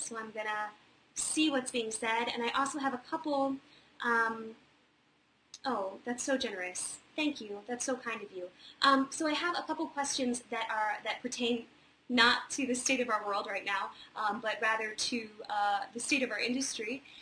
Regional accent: Charlottesville, Virginia, United States; moved away; also born or lived in Wintergreen, Virginia; I'm actually from a little town about 35 minutes away called Wintergreen, Virginia, and I spent most of my uh, childhood and young adulthood in Charlottesville

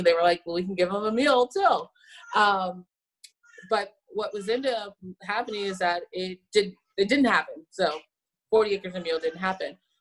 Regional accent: San Antonio, Texas, United States; I'm from Texas and originally from San Antonio, so this is in my heritage of making tamales

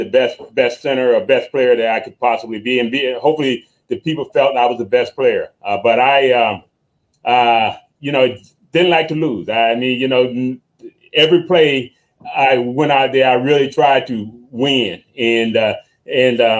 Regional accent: Hampton, Virginia, United States; moved away; also born or lived in Murfreesboro, North Carolina / South Florida; I grew up in Hampton, Virginia.

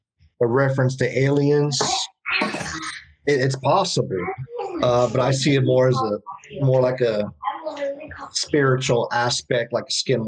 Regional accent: Midwest, United States; moved away; I grew up in the Midwest, so we had bobcats and crap like that.

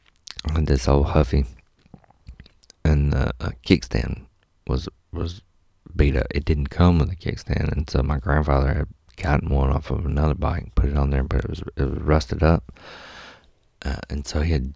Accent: Mississippi, United States; I'm from Mississippi.

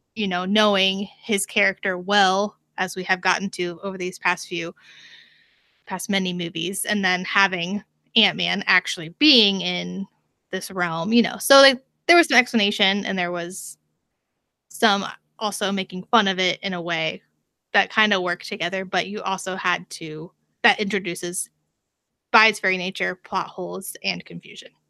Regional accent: United States; as an American

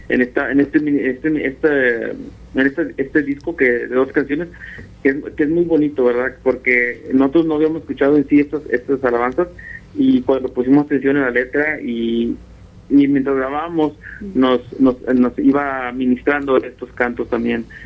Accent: Texas, United States; Nosotros somos del estado de Texas, mm. somos del sur de Texas, somos casi casi con la frontera con México.

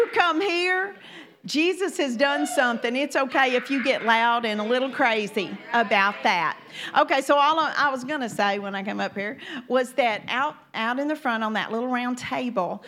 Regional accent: Louisiana, United States; also born or lived in Magnolia, Arkansas; now in Shreveport, United States; I am from Louisiana, and I have an accent

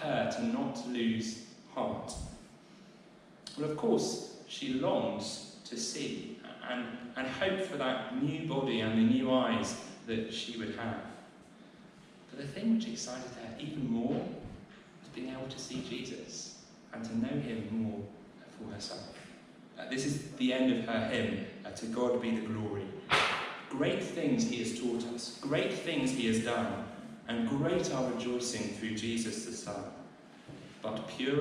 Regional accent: Southampton, South East England, United Kingdom; now in Winchester, United Kingdom; I grew up in Southampton. That used to be my home.

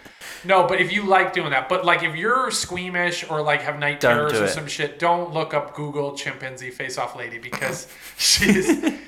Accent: Connecticut, United States; that lady is from my home state of Connecticut.

